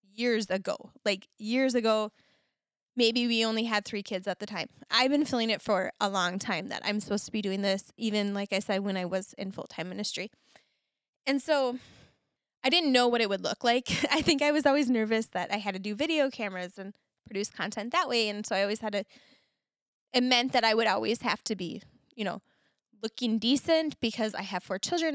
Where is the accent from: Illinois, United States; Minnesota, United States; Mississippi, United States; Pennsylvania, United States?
Minnesota, United States; I'm very Minnesotan, very Scandinavian in nature